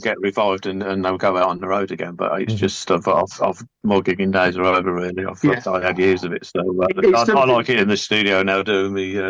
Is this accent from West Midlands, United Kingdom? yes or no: no; Scotland, United Kingdom; I was born in Scotland, so I am Scottish